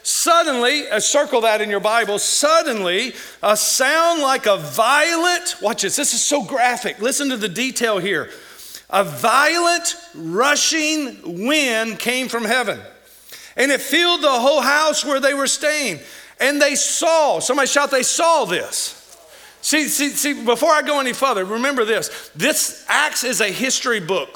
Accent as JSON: {"language": "English", "region": "Kentucky", "country": "United States", "moved": "yes", "lives_now": "Missouri, United States", "said": "some of the words I say because I'm from Kentucky"}